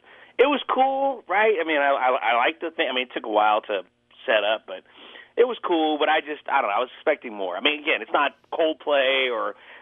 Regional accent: United States; Not at all, man. I'm American, Rick.

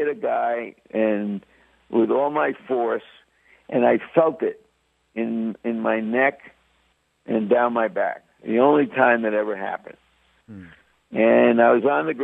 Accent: New York City, New York, United States; also born or lived in Bronx / Washington Heights, Manhattan / Brooklyn; I call myself a New York kid because Actually, I was born in the Bronx. I lived in Upper Manhattan, an area called Washington Heights. When I was about 10, we moved to Brooklyn and then stayed there through high school.

